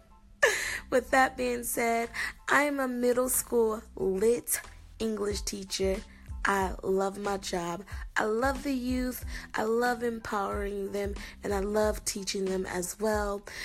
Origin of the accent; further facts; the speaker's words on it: Milwaukee, Wisconsin, United States; moved away as an adult; now in Goodyear, United States; I'm originally from Milwaukee, Wisconsin, but I currently live in Goodyear, Arizona, and I've lived here for approximately 13 years.